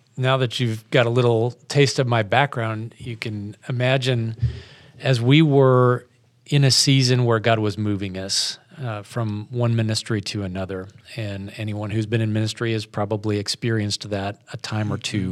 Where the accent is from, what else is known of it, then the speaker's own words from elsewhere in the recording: Spencer, Iowa, United States; moved away as an adult; also born or lived in Wyoming / Washington, D.C. area; now in Houston, United States; my wife and I grew up here in Iowa